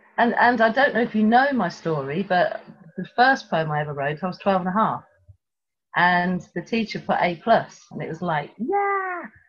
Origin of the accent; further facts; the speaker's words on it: Tripoli, Tripoli District, Libya; born there; You don't know I was born in Tripoli in Libya.